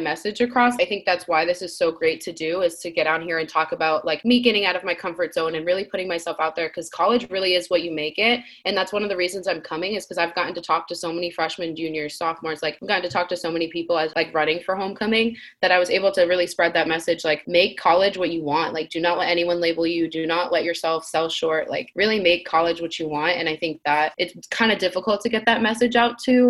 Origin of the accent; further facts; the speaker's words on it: Rhode Island, United States; moved away as an adult; I'm from Rhode Island, a really small place